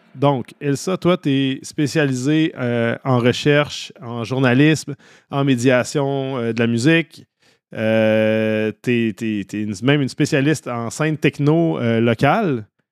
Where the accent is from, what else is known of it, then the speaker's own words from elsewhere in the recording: Saint-Augustin-de-Desmaures, Quebec, Canada; j'ai grandi à Saint-Augustin, en banlieue de Québec